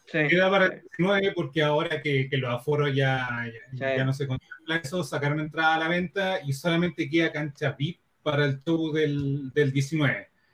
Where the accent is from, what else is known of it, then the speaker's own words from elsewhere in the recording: Chile; aquí en Chile